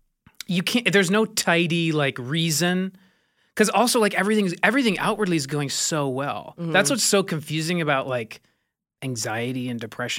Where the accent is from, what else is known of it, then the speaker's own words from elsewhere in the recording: Midwest, United States; I'm from the Midwest